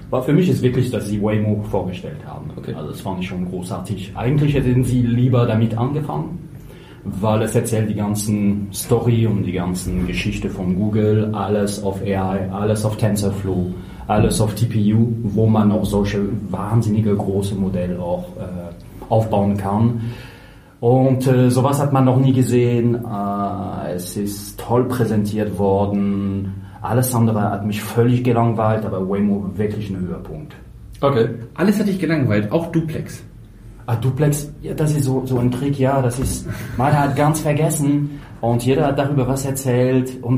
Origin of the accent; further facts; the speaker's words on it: France; accent: French; German is a second language; Ich bin Franzose, deshalb dieser französischen Akzent und die grammatischen Fehler, die ich nicht loskriegen äh, kriegen kann.